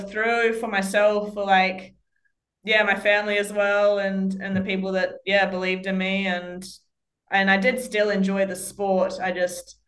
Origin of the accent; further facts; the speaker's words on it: Australia; being Australian